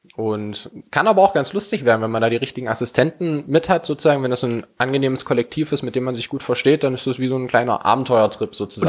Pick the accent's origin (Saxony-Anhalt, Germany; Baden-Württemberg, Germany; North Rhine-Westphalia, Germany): Saxony-Anhalt, Germany; Werdershausen; also born or lived in Halle; Ich komme hier aus Werdershausen, sozusagen hier gebürti-, gebürtig.